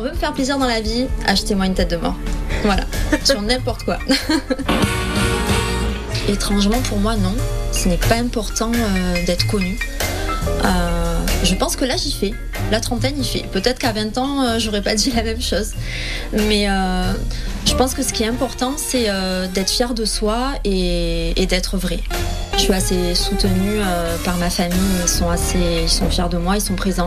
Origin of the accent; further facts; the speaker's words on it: Avignon, Provence-Alpes-Côte d'Azur, France; je viens d'Avignon.